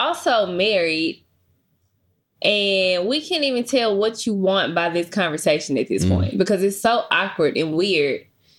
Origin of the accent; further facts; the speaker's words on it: Memphis, Tennessee, United States; I'm originally from Memphis.